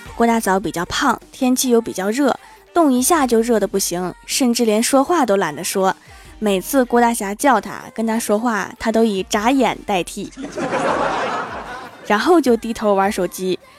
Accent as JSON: {"language": "Chinese", "region": "Northeast China", "country": "China", "said": "作为一个东北人"}